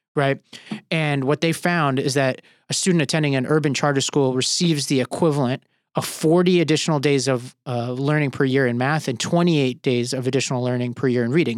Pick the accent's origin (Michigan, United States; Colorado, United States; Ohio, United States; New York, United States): New York, United States; New York City; where I grew up in Staten Island